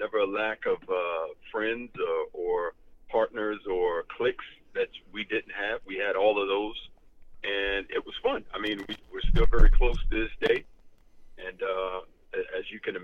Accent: Fort Lauderdale, Florida, United States; Born and raised in Fort Lauderdale, Florida, one of 15 children

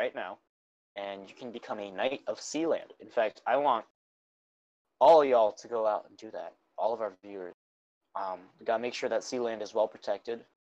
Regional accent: United States; I'm an American.

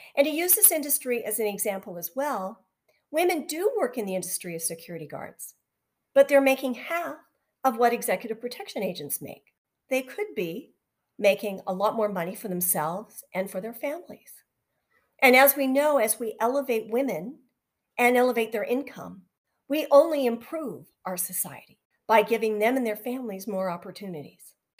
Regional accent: just outside of Vancouver, British Columbia, Canada; I was born and raised just outside of Vancouver.

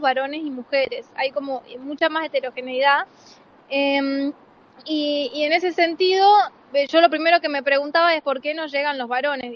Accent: Salta, Argentina; moved away; vengo de varias otras biciescuelas en Salta, yo soy salteña

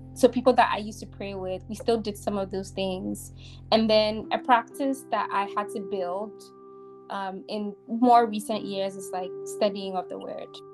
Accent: Ghana; I'm growing up in Ghana.

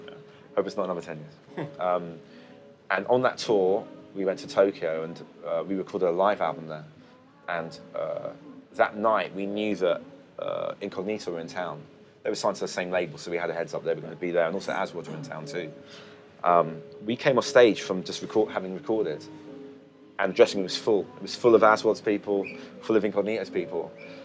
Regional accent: United Kingdom; I mean, I grew up in the UK, so when he says I'm from Jamaica, he's kind of, it's not just him making it up.

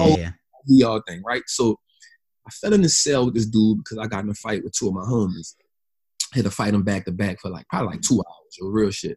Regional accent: New Orleans, Louisiana, United States; moved away; also born or lived in Atlanta; I'm from New Orleans, man. I ain't never been out this city yet.

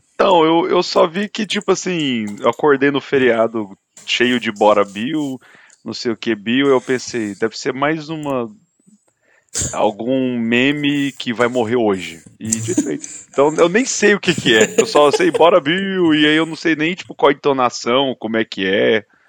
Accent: Brazil; sou do Brasil

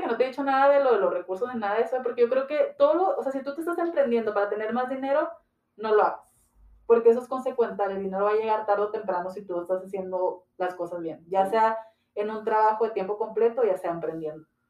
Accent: Ciudad Juárez, Chihuahua, Mexico; Soy originaria de aquí de Ciudad Juárez, Chihuahua

